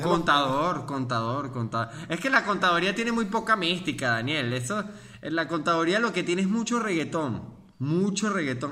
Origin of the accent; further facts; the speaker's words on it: Mérida, Venezuela; yo soy de Mérida